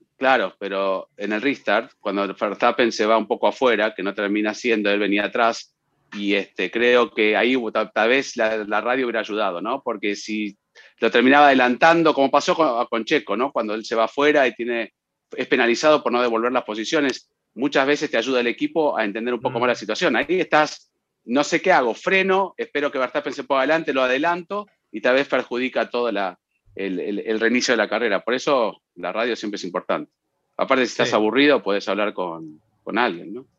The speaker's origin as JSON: {"language": "Spanish", "town": "Barranquilla", "region": "Atlántico", "country": "Colombia", "said": "soy de Barranquilla, Colombia"}